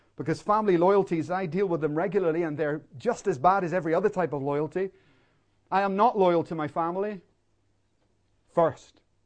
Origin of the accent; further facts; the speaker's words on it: Northern Ireland, United Kingdom; I grew up in Northern Ireland in a war zone